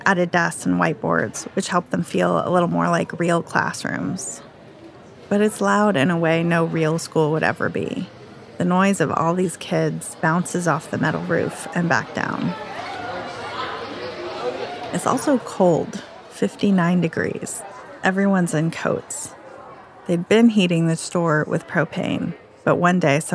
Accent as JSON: {"language": "English", "town": "Chico", "region": "California", "country": "United States", "tie": "born or raised there", "moved": "yes", "said": "a hardware store in my hometown"}